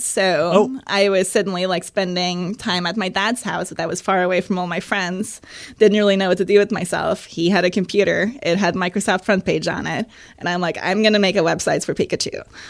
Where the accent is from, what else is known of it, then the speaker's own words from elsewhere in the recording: Oslo, Norway; moved away as an adult; also born or lived in San Francisco, United States; now in London, United Kingdom; I'm from Oslo, Norway.